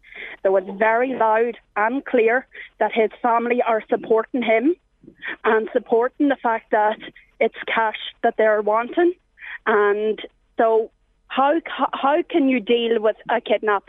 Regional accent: Ireland; I'm an Irish citizen, I'm an Irish mother

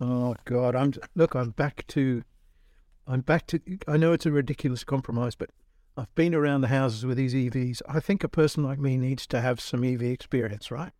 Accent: Australia; moved away; I was born in Aus-, middle of Australia where everybody had a ute

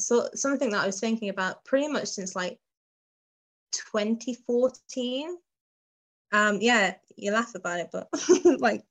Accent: Midlands, United Kingdom; moved away as an adult; also born or lived in Barnstaple; now in Exeter, United Kingdom; I'm from the Midlands originally

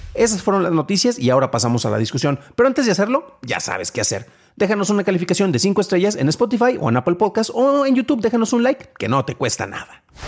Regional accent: San Juan de los Lagos, Jalisco, Mexico; mi ciudad natal, San Juan de los Lagos, Jalisco

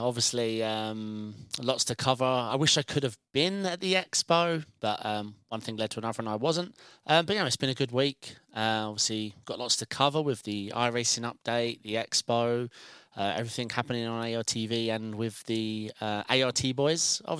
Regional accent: United Kingdom; My Danish accent's weak, being British.

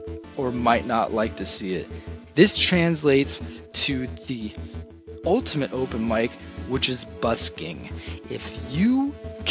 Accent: Florida, United States; We're from Florida

